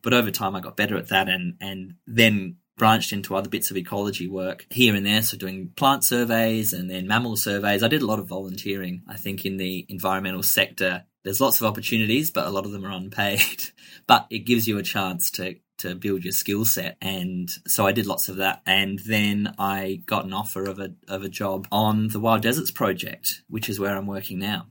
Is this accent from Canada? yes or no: no; Adelaide Hills, South Australia, Australia; I grew up in the Adelaide Hills, um, which is a slightly less urbanized area just outside of Adelaide.